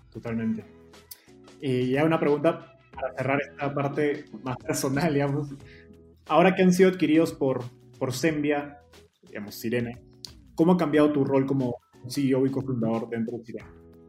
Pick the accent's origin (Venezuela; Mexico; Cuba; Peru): Peru; en Perú, de donde yo soy